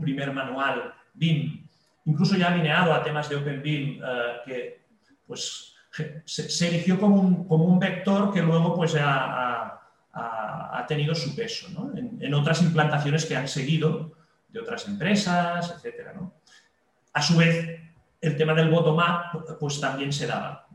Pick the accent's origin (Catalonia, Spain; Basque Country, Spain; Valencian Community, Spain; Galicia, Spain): Catalonia, Spain; en mi país, que es España, en una región en concreto que es Cataluña